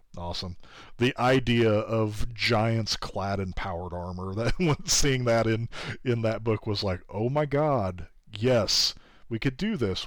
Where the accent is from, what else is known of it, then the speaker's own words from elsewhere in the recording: Kansas, United States; my home state is Kansas.